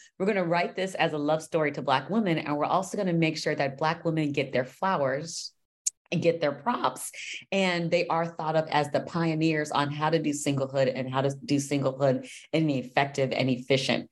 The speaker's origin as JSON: {"language": "English", "town": "Los Angeles", "region": "California", "country": "United States", "said": "I'm from Los Angeles"}